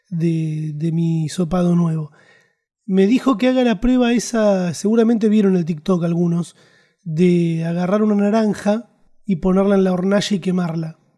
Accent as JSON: {"language": "Spanish", "country": "Argentina", "said": "eso digo que somos argentinos, ¿viste? Nos gustan los chistes."}